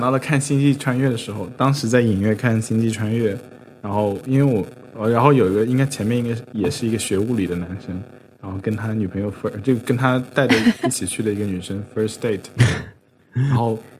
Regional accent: Zhejiang, China; 我作为一个浙江人

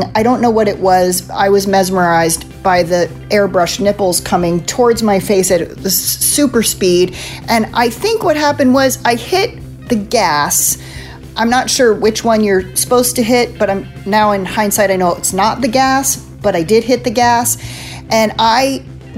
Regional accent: East Coast, United States; also born or lived in Illinois; I grew up on the East Coast

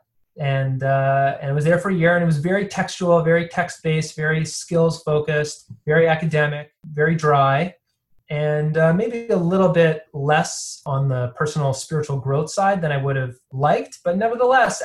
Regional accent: Toronto, Ontario, Canada; now in Boston, United States; I was born in Toronto, Canada, and to wonderful South African parents. I grew up fairly traditional

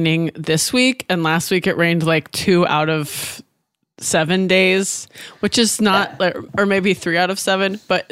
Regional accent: the Northwest, Pacific Northwest, United States; now in Los Angeles, United States; I'm from the Northwest.

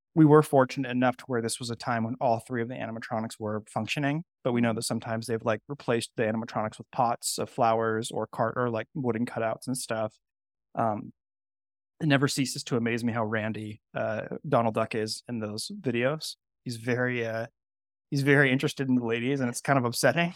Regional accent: Napa, California, United States; moved away; I grew up in California too. So, I grew up going to, like, really, really good restaurants in Napa.

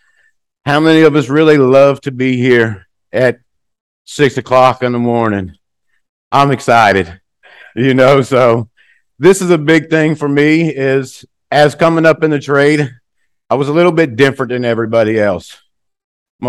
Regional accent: United States; moved away as an adult; also born or lived in Norway; being an American

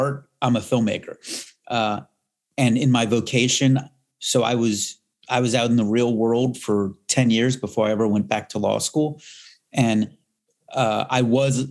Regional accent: Miami, Florida, United States; growing up in Miami

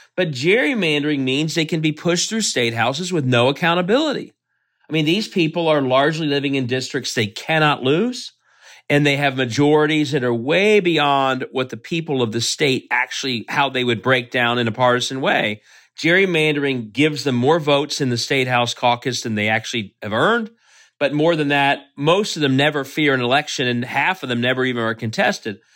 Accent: Cincinnati, Ohio, United States; moved away as an adult; also born or lived in Russia; I grew up in Cincinnati.

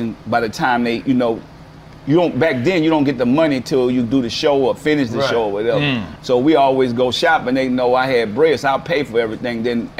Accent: New Orleans, Louisiana, United States; Man, I grew up in the Galileo project.

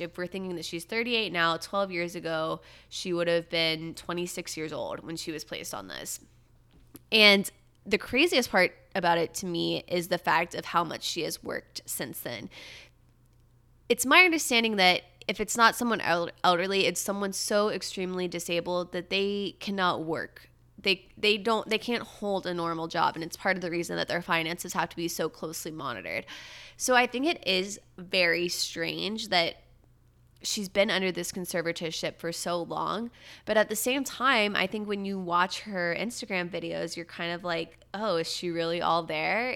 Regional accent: about an hour from Disney World, Florida, United States; moved away; my hometown where my parents live is only about an hour from Disney

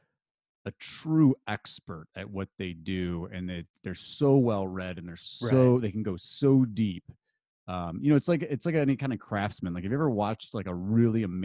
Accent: Detroit, Michigan, United States; moved away as an adult; also born or lived in Chicago; I grew up outside Detroit

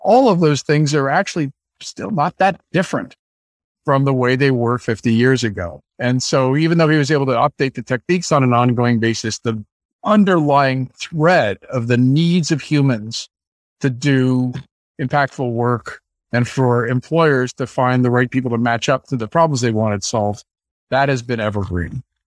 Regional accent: San Francisco, California, United States; I grew up in San Francisco

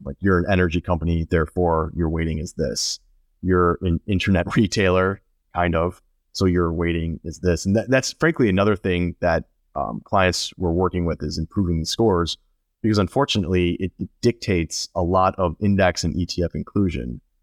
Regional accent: Chicago, Illinois, United States; moved away as an adult; also born or lived in Houston; now in Florida, United States; I, I grew up in Illinois. I grew up in northern Chicago

